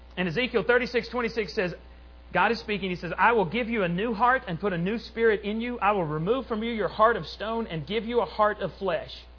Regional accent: Borger, Texas, United States; in Borger, my, my hometown where I grew up

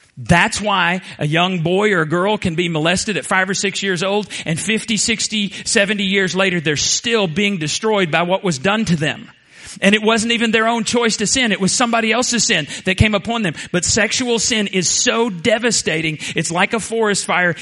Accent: Borger, Texas, United States; moved away; I graduated from Borger High School in 1982

